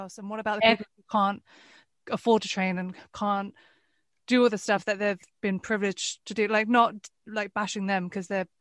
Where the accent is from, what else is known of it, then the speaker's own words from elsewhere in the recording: Westcliff-on-Sea, East of England, United Kingdom; where I grew up in Westcliff